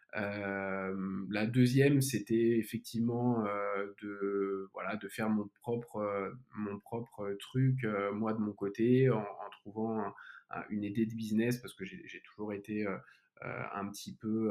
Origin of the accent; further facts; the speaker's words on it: Lyon, Auvergne-Rhône-Alpes, France; moved away as an adult; also born or lived in United States; now in Paris, France; je suis né à Lyon, je suis un Lyonnais et j'ai passé pas mal de ma vie hors de Lyon, donc aux États-Unis, à Paris, aujourd'hui à Paris